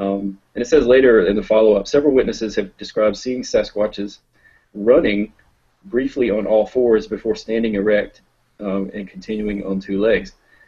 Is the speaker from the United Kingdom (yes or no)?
yes; England, United Kingdom; I'm an English guy. I don't know.